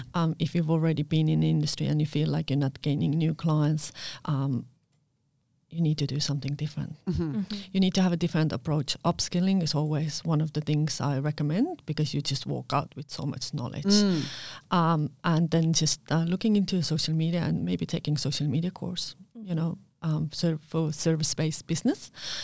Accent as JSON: {"language": "English", "country": "Estonia", "lives_now": "Perth, Australia", "said": "I'm a girl from Estonia doing lashes, and I was home based in Carlisle, you know."}